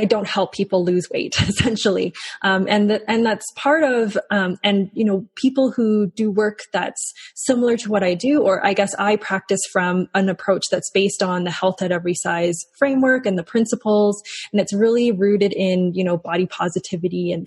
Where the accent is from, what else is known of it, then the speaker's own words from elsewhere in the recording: Calgary, Alberta, Canada; also born or lived in Hong Kong; I was born in Hong Kong, but I moved to Calgary when I was very young, when I was 3 years old, and I've grown up in Calgary my whole life.